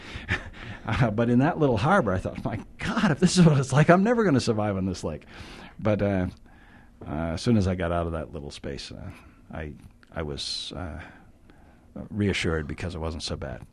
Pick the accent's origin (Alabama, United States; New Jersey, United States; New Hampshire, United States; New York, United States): New Hampshire, United States; also born or lived in Wyoming; now in Utah, United States; I bicycled back to my hometown in New Hampshire where I had grown up